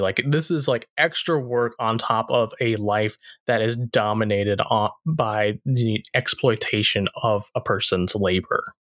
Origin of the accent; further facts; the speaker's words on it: the South, United States; growing up in the South